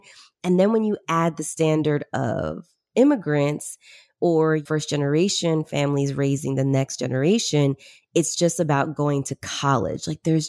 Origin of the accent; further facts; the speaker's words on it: Peru; moved away; but I came from Peru originally in the 90s. We migrated here.